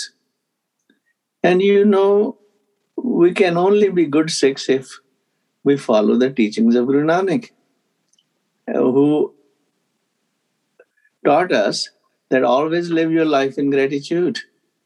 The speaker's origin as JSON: {"language": "English", "region": "Punjab", "country": "India", "tie": "born or raised there", "said": "I grew up in Punjab, north part of India"}